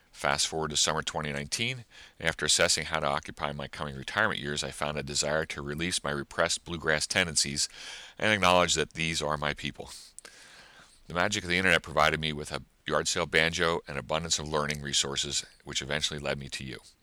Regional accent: Southeast Pennsylvania, United States; I'm from Southeast Pennsylvania

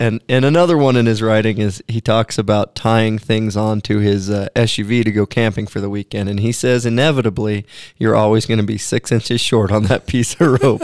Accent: Pacific Northwest, United States; I grew up in the Pacific Northwest, and I wasn't born there, but we, we moved there shortly after

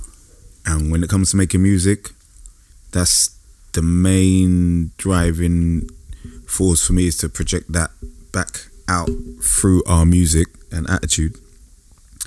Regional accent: London, United Kingdom; I grew up in North London at the time.

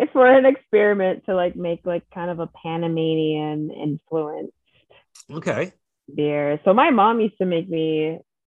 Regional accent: United States; I'm that American person

